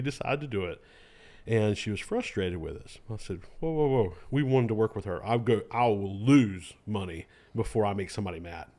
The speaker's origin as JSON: {"language": "English", "town": "Lexington", "country": "United States", "tie": "born or raised there", "also_born_or_lived": "Argentina / Guatemala", "said": "I'm from Lexington. Uh, grew, born and raised here in Lexington"}